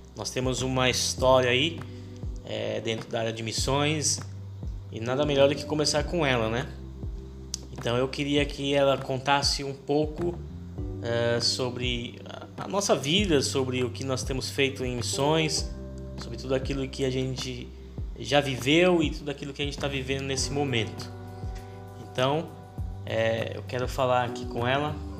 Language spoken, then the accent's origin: Portuguese; São Paulo, Brazil; nós somos de São Paulo